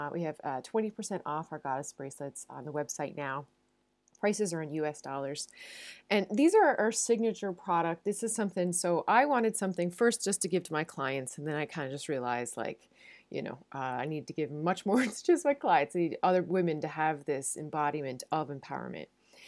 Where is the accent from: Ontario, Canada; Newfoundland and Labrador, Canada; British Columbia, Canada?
Newfoundland and Labrador, Canada; now in Netherlands; I'm a Newfoundlander and a Canadian coming to you from a city just south of Amsterdam in the Netherlands.